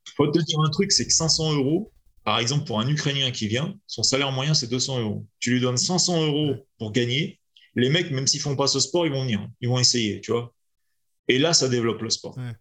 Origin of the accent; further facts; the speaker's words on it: France; also born or lived in Lyon; je suis petit français